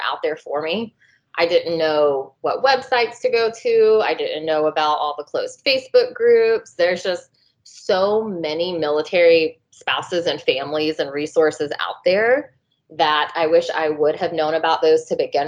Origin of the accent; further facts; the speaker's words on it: Atlanta, Georgia, United States; moved away; I'm from Atlanta originally